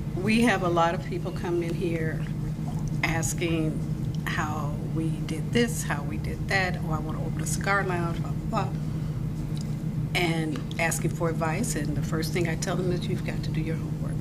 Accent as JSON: {"language": "English", "country": "United States", "said": "I'm from America"}